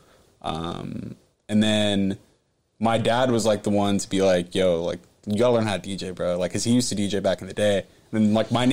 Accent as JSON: {"language": "English", "town": "San Jose", "region": "California", "country": "United States", "tie": "born or raised there", "also_born_or_lived": "Campbell, California", "said": "born and raised in San Jose."}